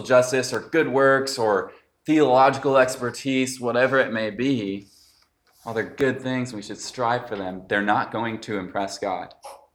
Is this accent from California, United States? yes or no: yes; Los Gatos, California, United States; I'm from Los Gatos